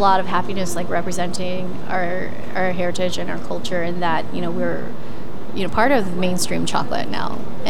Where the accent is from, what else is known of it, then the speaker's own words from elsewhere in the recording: Santa Rosa, California, United States; We were teenagers at the time, growing up in Santa Rosa.